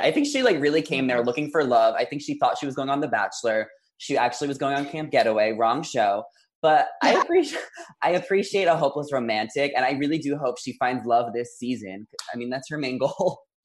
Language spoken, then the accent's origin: English; New York, United States; I'm from New York